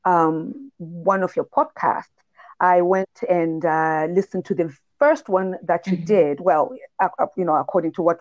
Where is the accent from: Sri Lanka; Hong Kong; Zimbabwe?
Zimbabwe; coming from Zimbabwe, I do know and remember that there has been this culture